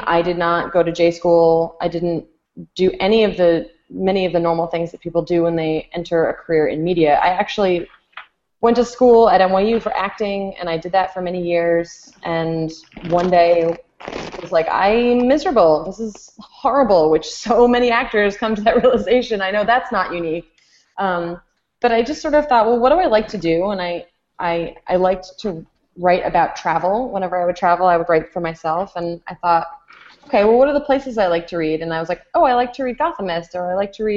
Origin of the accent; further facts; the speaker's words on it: Connecticut, United States; my home state of Connecticut. So for a nutmegger, for someone from Connecticut